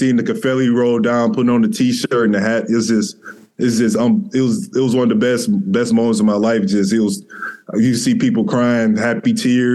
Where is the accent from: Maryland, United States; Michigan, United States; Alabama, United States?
Michigan, United States; Detroit; I grew up in Detroit